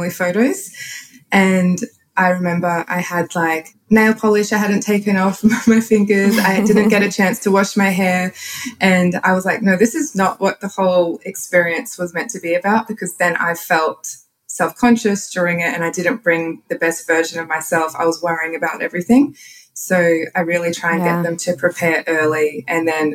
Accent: Queensland, Australia; accent: Australian; also born or lived in Tallebudgera, Gold Coast; I live in Australia, if you can't tell by my accent

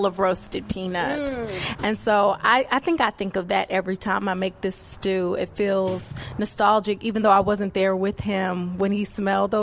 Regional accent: North Carolina, United States; moved away as an adult; also born or lived in New York; I was away from North Carolina for almost 10 years, and very much things went my way for the most part, right? We all have our moments, but things were aligning in New York in a way that left people like, wait, why are you moving back to North Carolina?

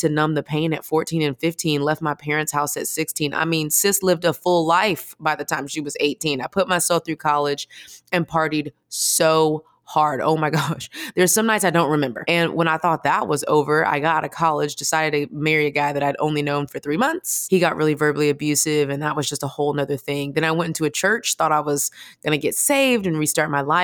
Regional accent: Houston, Texas, United States; I'm originally from Houston, Texas, which kind of is the most important thing about me

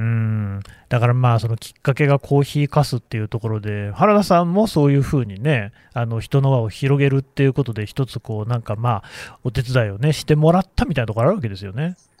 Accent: Nagoya, Aichi, Japan; now in Tokyo, Japan; 私もともと名古屋の出身で、今、東京に住んでるんですけどね

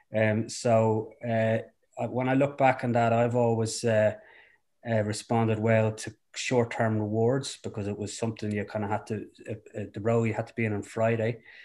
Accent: Dublin, Leinster, Ireland; also born or lived in Rathfarnham / Foxrock / Clongowes; I, uh, grew up in Dublin.

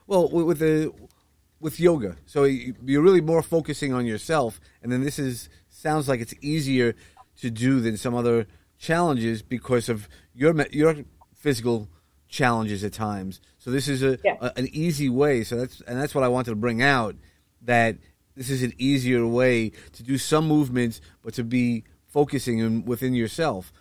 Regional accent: New York City, New York, United States; in Sheepshead Bay where we you know where I grew up

